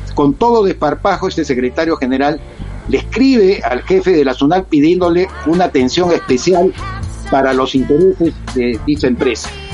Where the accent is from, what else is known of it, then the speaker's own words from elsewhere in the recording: Peru; en mi país